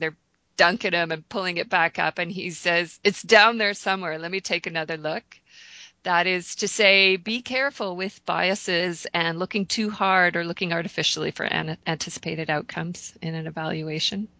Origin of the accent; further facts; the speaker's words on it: Canada; I'm Canadian